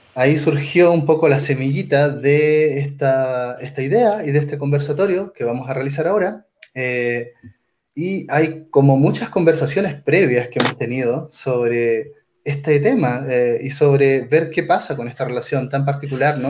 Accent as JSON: {"language": "Spanish", "country": "Chile", "also_born_or_lived": "Mexico City, Mexico", "moved": "as an adult", "lives_now": "Mexico", "said": "soy psicólogo chileno de la Universidad de Chile y trabajo aquí eh, haciendo mi doctorado en, la UNAM, en México"}